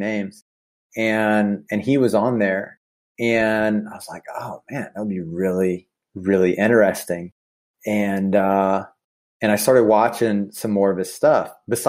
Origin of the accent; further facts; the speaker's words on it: Sumter, South Carolina, United States; my hometown of Sumter, South Carolina